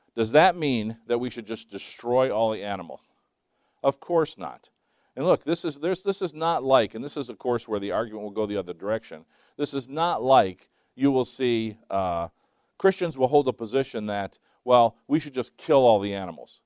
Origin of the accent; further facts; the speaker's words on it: Scotland, United Kingdom; I'm Scottish